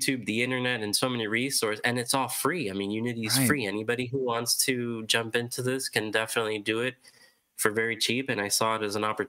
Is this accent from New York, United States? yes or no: yes; Rochester, New York, United States; now in Miami, United States; growing up in Rochester, I was indoors all the time